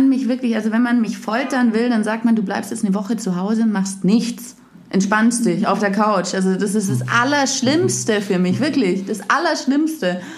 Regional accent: Ravensburg, Baden-Württemberg, Germany; moved away as an adult; also born or lived in Munich / Southern France; now in Cologne, Germany; Ich komme aus Ravensburg. Ah, das ist ganz im Süden. Ganz im Süden unten, genau, am Bodensee. Ah, krass. Und habe dann in München studiert, habe dann lange in München gelebt und dann bin ich ganz kurz nach Südfrankreich gezogen

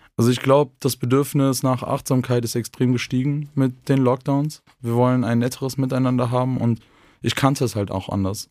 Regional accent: North Rhine-Westphalia, Germany; moved away as an adult; now in Vienna, Austria; in meiner Heimat nicht so bekommen in Nordrhein-Westfalen

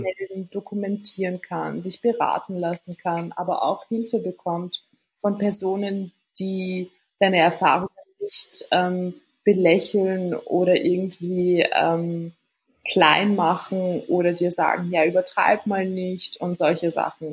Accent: Vienna, Austria; Ich bin in Wien äh, geboren und aufgewachsen. Sprich, ich bin Wienerin mit tunesischen Wurzeln

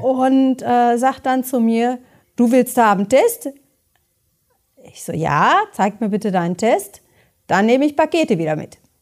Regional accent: Beckum, North Rhine-Westphalia, Germany; ich komme ja auch aus Bechkam

